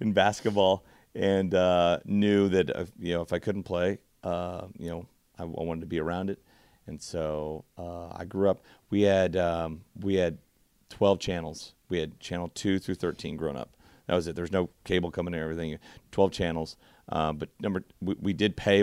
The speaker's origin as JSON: {"language": "English", "town": "Caldwell", "region": "Kansas", "country": "United States", "tie": "born or raised there", "moved": "yes"}